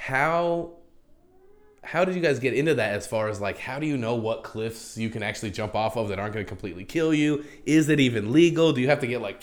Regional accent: New Mexico, United States; now in New York City, United States; my home state of New Mexico

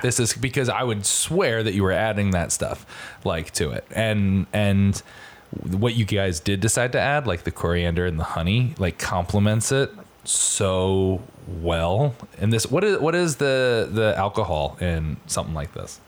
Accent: Stratford, Connecticut, United States; moved away; my hometown of Stratford, Connecticut

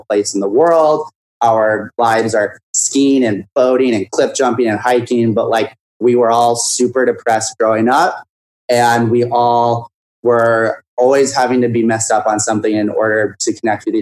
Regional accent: Whitefish, Montana, United States; now in New York City, United States; I'm from Whitefish, Montana, which is a ski resort town, lake town, and then a half hour away from Glacier Park.

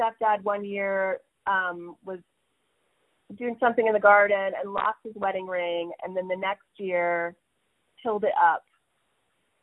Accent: Kokomo, Indiana, United States; my house where I grew up on North Webster Street in Kokomo, Indiana

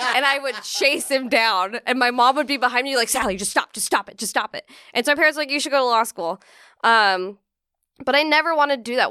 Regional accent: Central California, United States; moved away as an adult; now in New York, United States; I grew up in, like, fucking farm town in California. I'm from Central California

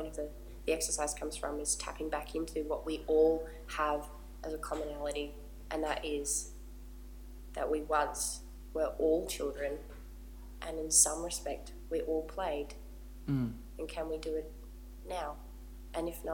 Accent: Gold Coast, Queensland, Australia; where I grew up on the Gold Coast

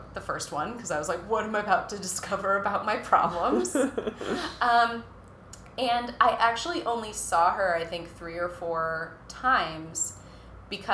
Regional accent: Minnesota, United States; I'm from Minnesota

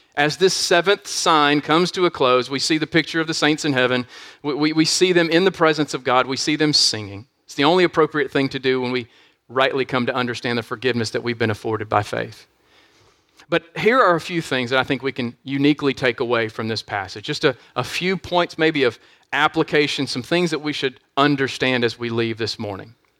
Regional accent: United States; we are facing unique trials at this particular time as American Christians

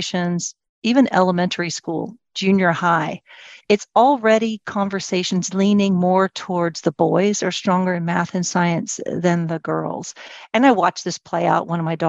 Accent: United States; also born or lived in Ireland; And so my parents put me in an Irish Catholic girls' school, which is very interesting because I'm an American and Protestant.

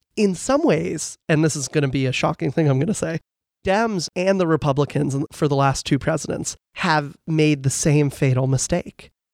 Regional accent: Falls Church, Virginia, United States; I'm from Falls Church, Virginia

